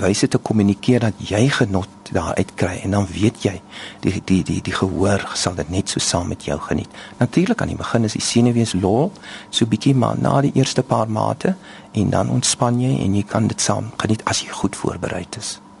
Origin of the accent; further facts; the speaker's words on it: Oudtshoorn, Western Cape, South Africa; ek is gebore in Oudtshoorn